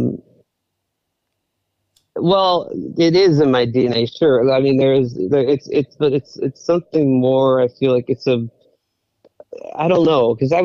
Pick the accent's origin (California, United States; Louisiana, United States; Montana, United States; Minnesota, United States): California, United States; Los Angeles; also born or lived in San Fernando Valley; I'm born and raised in Hollywood. I live in the Valley now